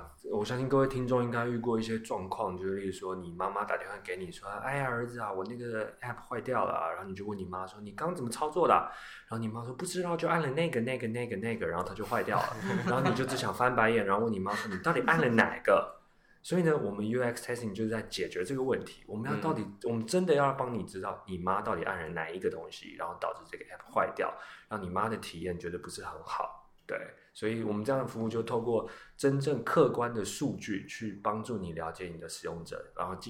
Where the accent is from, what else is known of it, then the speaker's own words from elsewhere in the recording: Taiwan; 呃，我来自台湾，然后我是现在 UX Testing 创业团队执行长。